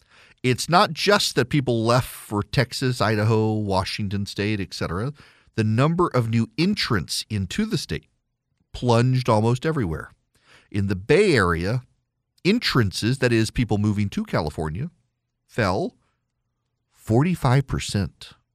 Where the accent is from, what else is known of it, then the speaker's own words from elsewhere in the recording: Dubai, United Arab Emirates; I am not well traveled in the United States. I grew up in Dubai.